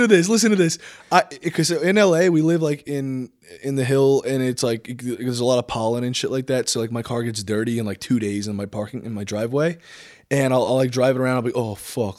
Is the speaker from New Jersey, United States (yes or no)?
yes; New Jersey, United States; also born or lived in Los Angeles, California; I was born and raised here, kinda out in the middle of nowhere